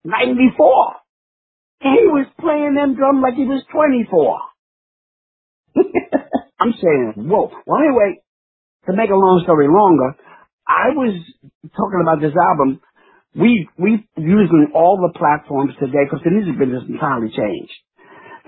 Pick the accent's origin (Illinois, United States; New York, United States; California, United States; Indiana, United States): New York, United States; I'm a New Yorker